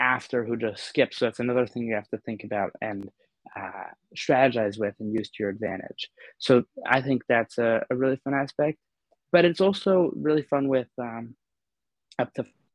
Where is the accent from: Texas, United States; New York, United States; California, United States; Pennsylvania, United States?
New York, United States; New York City; moved away; I grew up in New York City, elevators were part of my daily commute